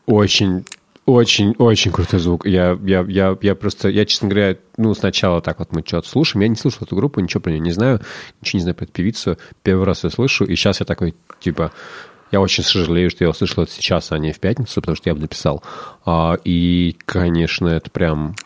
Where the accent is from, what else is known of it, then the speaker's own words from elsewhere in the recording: Russia; мы Russians